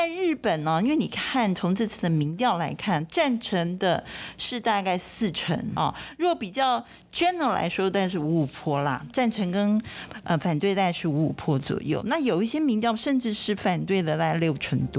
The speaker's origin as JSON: {"language": "Chinese", "country": "Taiwan", "said": "那这是我们台湾人的看法。"}